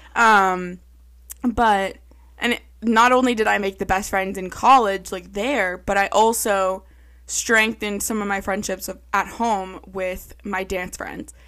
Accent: Pepperell, Massachusetts, United States; I grew up in Pepperell, our neighborhood

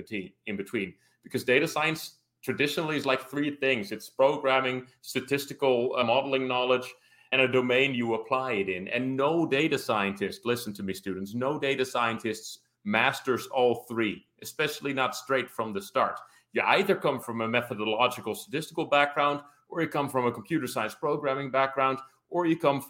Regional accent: Rotterdam, South Holland, Netherlands; I ended up graduating on crime analysis for my hometown of Rotterdam

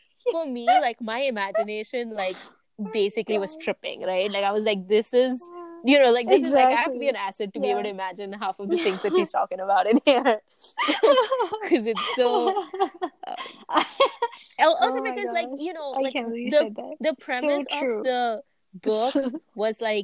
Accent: Nigeria; moved away; growing up in Nigeria

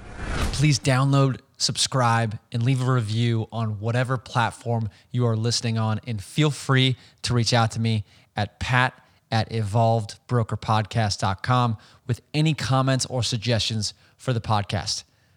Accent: Bay Area, California, United States; also born or lived in Los Angeles; I'm like a naive Californian where I grew up in the Bay Area and then I went to college in Los Angeles.

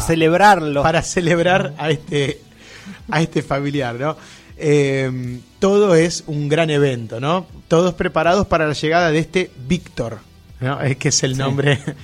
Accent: Argentina

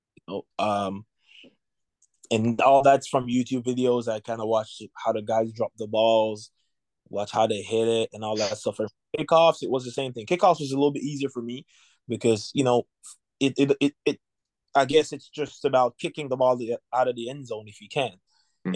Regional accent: Jamaica; moved away as an adult; now in United States; I was born in Jamaica. I grew up in Jamaica. I I came here in 2018

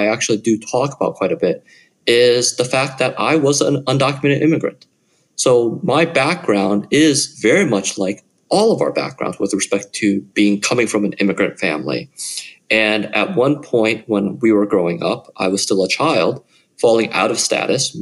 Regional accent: Midwest, United States; I grew up in the Midwest

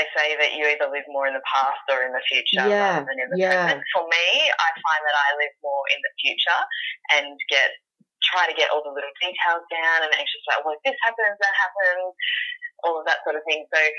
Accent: Sydney, New South Wales, Australia; I'm from Sydney, Australia.

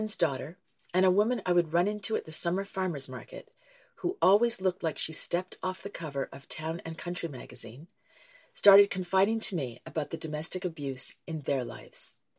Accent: Camden, Maine, United States; my hometown, Camden Maine

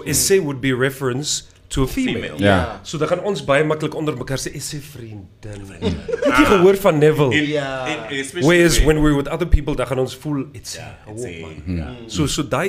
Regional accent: Windhoek, Khomas, Namibia; I was born in Windhoek.

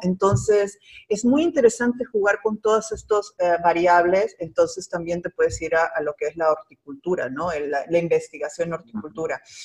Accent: Peru; first language Spanish; moved away as an adult; now in Miami, United States; yo nací y crecí ah, y me gradué de bióloga en el hermoso país de Perú

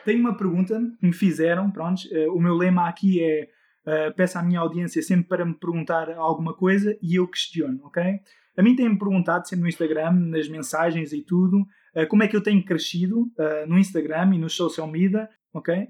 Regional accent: Netherlands; eu também sou de um país nórdico, eu sou da Holanda, uh, é por isso o meu nome estrangeiro

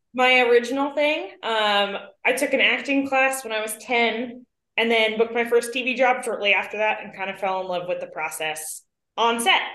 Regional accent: New York City, New York, United States; growing up as a New Yorker and New York adjacent

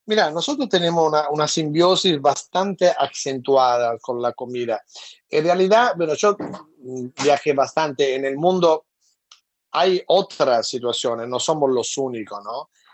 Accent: Italy; moved away; aún como italiano

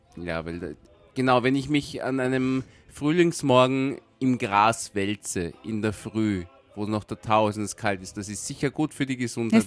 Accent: Vienna, Austria; ich bin in Wien geboren und wenn ich nicht im, im Urlaub irgendwo einen Unfall habe, dann werde ich in dieser Stadt auch irgendwann einmal sterben

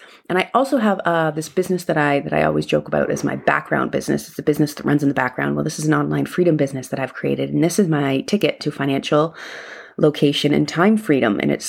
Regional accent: Canada; That's Celsius because I'm Canadian.

